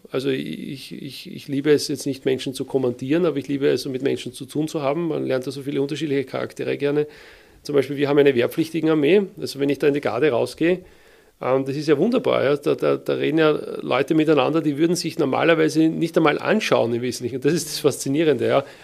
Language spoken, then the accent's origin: German; Wiener Neustadt, Lower Austria, Austria; dass ich aufgewachsen bin in Wiener Neustadt. Ja, Wiener Neustadt ist die Stadt, wo die Militärakademie steht.